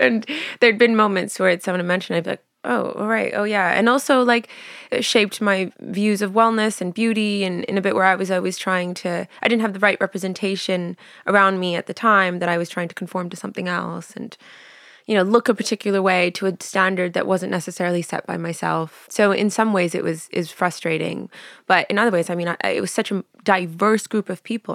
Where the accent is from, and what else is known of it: Vancouver, British Columbia, Canada; born or raised there; moved away as an adult; also born or lived in Montreal; now in London, United Kingdom